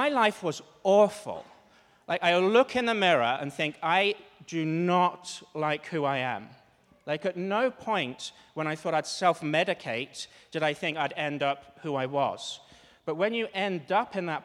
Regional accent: Cambridge, East of England, United Kingdom; moved away; I'm from Cambridge, which is the east of England

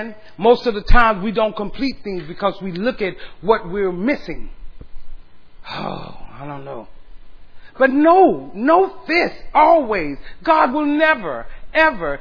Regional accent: San Antonio, Texas, United States; now in Austin, United States; San Antonio is my hometown

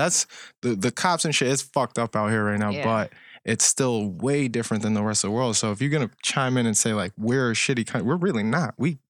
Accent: Colombia; now in United States; But I'm from Colombia, where I've lost many family members for no reason.

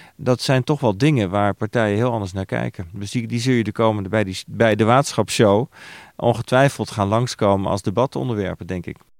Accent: Netherlands

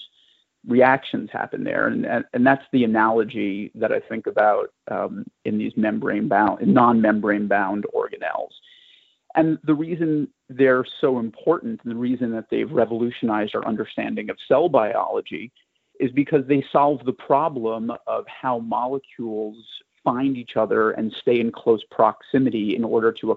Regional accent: New York City, New York, United States; I grew up in New York City

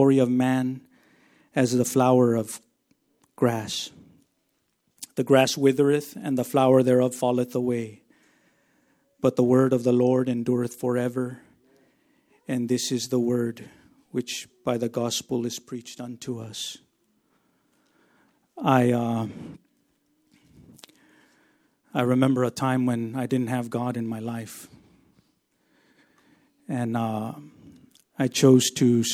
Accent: Texas, United States; now in Yakima, United States; I grew up in Texas, and there was no hills over there, just flat land

